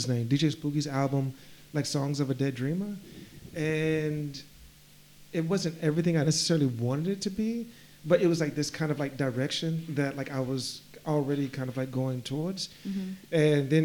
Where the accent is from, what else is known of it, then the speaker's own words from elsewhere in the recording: Macon, Georgia, United States; moved away as an adult; also born or lived in Atlanta, Georgia; now in Berlin, Germany; Macon, Georgia.